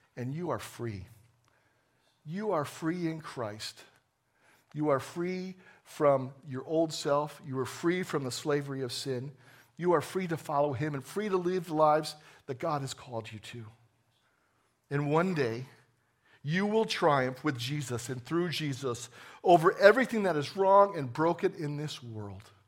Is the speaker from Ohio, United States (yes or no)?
no; New Jersey, United States; I was born in New Jersey a long time ago